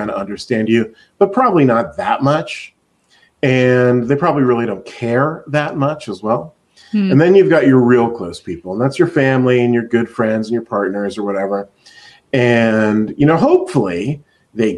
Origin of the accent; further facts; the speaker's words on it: Reading, Pennsylvania, United States; moved away as an adult; also born or lived in Los Angeles; now in Seattle, United States; I grew up in Pennsylvania, in Reading, Pennsylvania